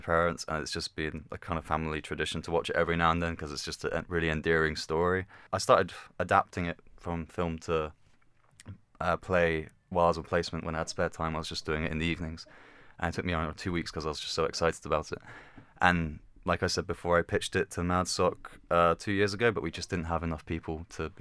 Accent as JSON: {"language": "English", "town": "Bournemouth", "region": "South West England", "country": "United Kingdom", "tie": "born or raised there", "also_born_or_lived": "Varna, Bulgaria / London", "said": "I was born in Bulgaria in a seaside town called Varna. It's on the east coast near the Black Sea. And then when I was two, we moved over with my parents to London, actually, before we moved to Bournemouth"}